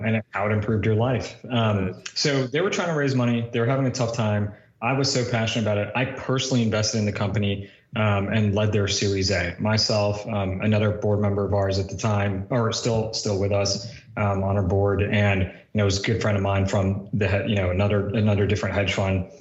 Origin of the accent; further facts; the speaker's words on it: New Jersey, United States; I grew up in New Jersey for the most part